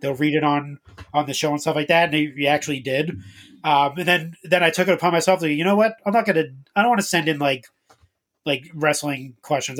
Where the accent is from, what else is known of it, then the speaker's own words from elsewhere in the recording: Boston, Massachusetts, United States; I'm from Boston